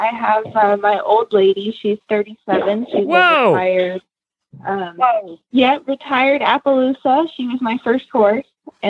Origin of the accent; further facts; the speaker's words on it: Goldendale, Washington, United States; I'm from Washington, Goldendale, Washington.